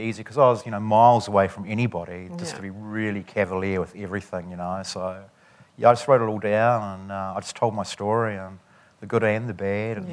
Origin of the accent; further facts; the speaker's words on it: Dunedin, Otago, New Zealand; also born or lived in Christchurch; growing up in Dunedin. You know, I grew up, you know, in quite a working class area.